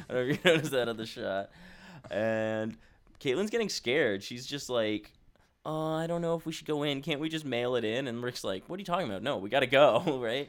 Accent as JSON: {"language": "English", "region": "Ontario", "country": "Canada", "tie": "born or raised there", "said": "I grew up in Ontario"}